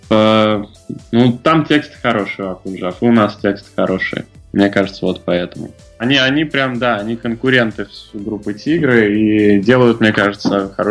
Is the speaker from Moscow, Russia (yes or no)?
no; Tambov, Tambov Oblast, Russia; moved away; А, я сам не из Москвы, и, в принципе, из маленького города тоже, я не думаю, сильно он отличается от э, белорусских городов, я из Тамбова. Я очень хотел уехать все детство.